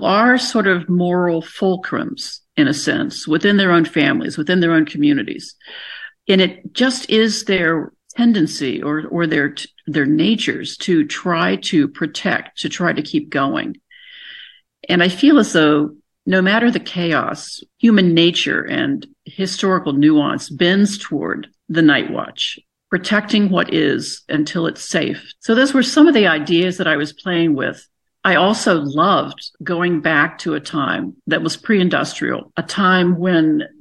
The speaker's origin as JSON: {"language": "English", "town": "Buckhannon", "region": "West Virginia", "country": "United States", "tie": "born or raised there", "moved": "yes", "said": "I grew up in Buchanan, so that's 20 minutes, you know, from Weston."}